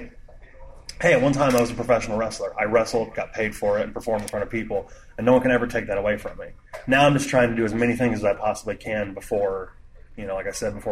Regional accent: Indiana, United States; moved away as an adult; now in Ohio, United States; I'm from Indiana. And I moved to Ohio in 99

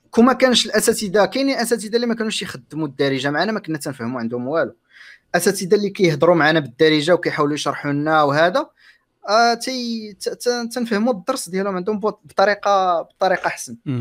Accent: Morocco; عندنا كمغاربه

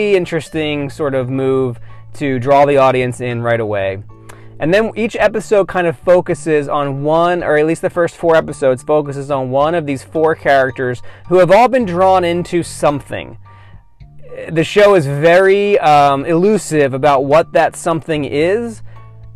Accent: outside of Philadelphia, Pennsylvania, United States; I grew up outside of Philadelphia

